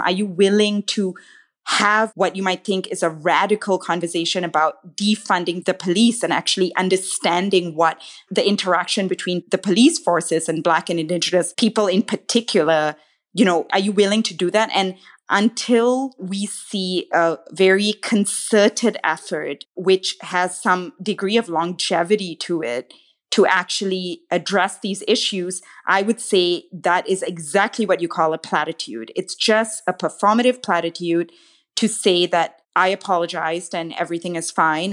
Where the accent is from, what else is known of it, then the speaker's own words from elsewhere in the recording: Malaysia; now in Canada; I didn't grow up here, I grew up in Malaysia